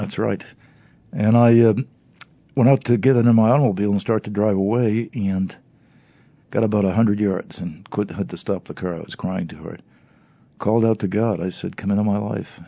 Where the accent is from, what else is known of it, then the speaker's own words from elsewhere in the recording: United States; I grew up in America